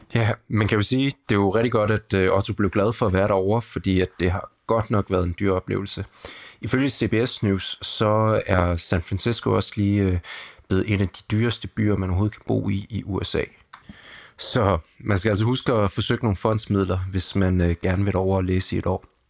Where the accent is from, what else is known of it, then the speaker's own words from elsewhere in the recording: Denmark; noget anderledes kultur, end vi har hjemme i Danmark